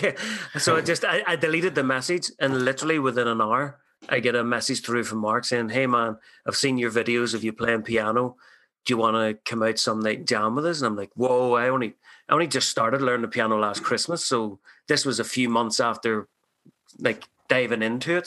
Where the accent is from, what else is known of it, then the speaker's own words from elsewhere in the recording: Ireland; now in Canada; I'm an immigrant from Ireland